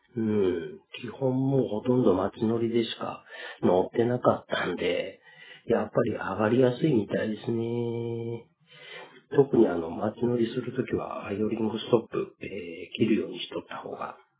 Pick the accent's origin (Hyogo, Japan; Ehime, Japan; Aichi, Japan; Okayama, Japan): Ehime, Japan; Matsuyama; 地元の松山祭り